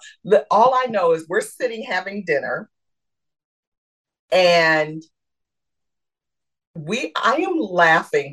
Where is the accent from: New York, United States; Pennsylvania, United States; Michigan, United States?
Michigan, United States; I'm from Michigan.